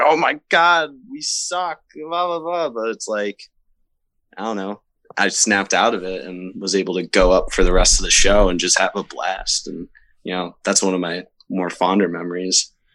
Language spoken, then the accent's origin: English; Syracuse, New York, United States; for a while in Syracuse, there wasn't really a whole lot going on